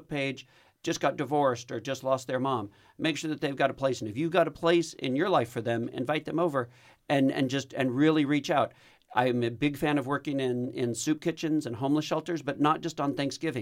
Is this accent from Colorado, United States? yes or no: no; Texas, United States; I'm Texan.